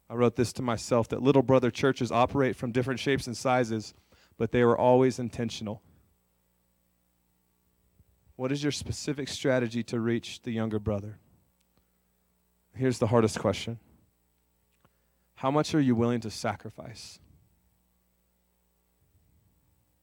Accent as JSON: {"language": "English", "region": "California", "country": "United States", "tie": "born or raised there", "also_born_or_lived": "North Dakota", "moved": "as an adult", "lives_now": "Aberdeen, United States", "said": "I'm from California. I actually grew up about 4 hours from John"}